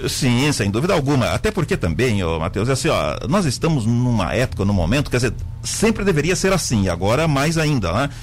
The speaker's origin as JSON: {"language": "Portuguese", "town": "Lauro Müller", "region": "Santa Catarina", "country": "Brazil", "tie": "born or raised there", "moved": "as an adult", "said": "Eu nasci no Rio Queimado, ou seja, na terceira comunidade depois de Lauro Miller"}